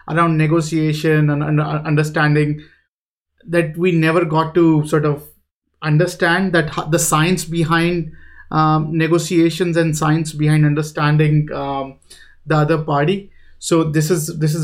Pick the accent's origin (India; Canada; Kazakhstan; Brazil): India; moved away; I'm from India